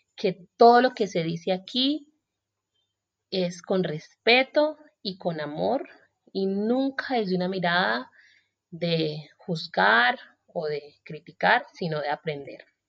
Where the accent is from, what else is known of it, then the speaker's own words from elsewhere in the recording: Colombia; moved away as an adult; also born or lived in Australia; me fui de Colombia cuando tenía 23 años